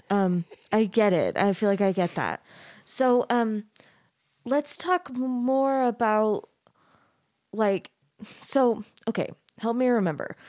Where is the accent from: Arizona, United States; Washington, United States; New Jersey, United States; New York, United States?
Arizona, United States; I grew up in Arizona